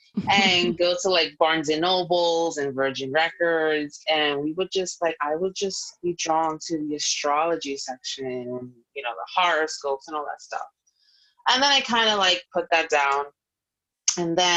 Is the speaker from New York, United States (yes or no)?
yes; New York, United States; now in Florida, United States; I am a New Yorker at heart, forever will always be. But I am in Florida at the moment